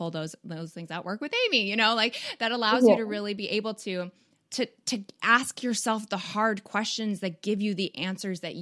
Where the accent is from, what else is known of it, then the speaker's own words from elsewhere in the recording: Canada; moved away; I'm from Canada